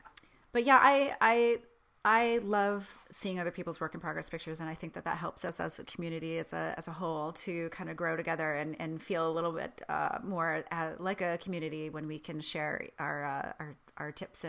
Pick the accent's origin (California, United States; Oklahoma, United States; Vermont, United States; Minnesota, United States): Vermont, United States; moved away; also born or lived in Boston, Massachusetts; I grew up in Vermont.